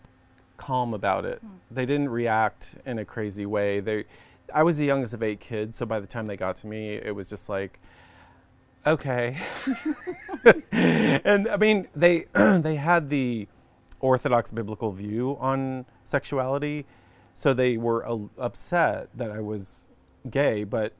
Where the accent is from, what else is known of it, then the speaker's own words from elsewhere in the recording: Dallas, Texas, United States; I grew up in Dallas, Texas.